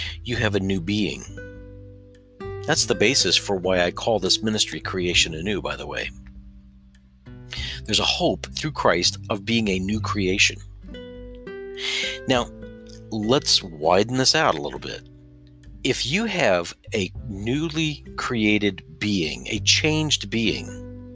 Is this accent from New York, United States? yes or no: no; Southern Indiana, United States; I come from Southern Indiana